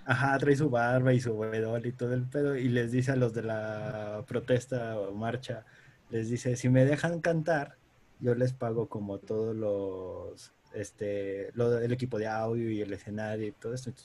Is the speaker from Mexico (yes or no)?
yes; Mexico